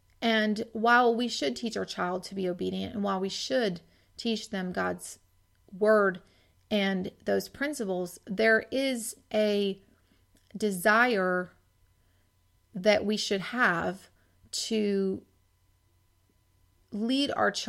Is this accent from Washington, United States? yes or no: yes; Washington, United States; now in Georgia, United States; when I first got married and I moved from Washington to Georgia, that was really a source of, I didn't realize, a source of homesickness for me.